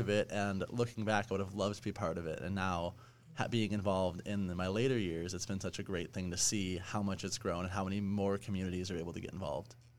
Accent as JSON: {"language": "English", "area": "Chicagoland suburbs", "region": "Illinois", "country": "United States", "tie": "born or raised there", "said": "when I was a Jewish teen growing up in the Chicagoland suburbs"}